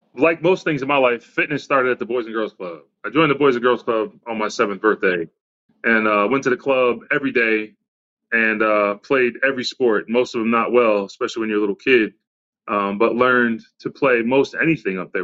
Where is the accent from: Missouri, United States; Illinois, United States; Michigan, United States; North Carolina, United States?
Michigan, United States; Redford; also born or lived in Southfield, Michigan / Lancaster, Pennsylvania; I grew up in Redford, Michigan, and then moved to Southfield, Michigan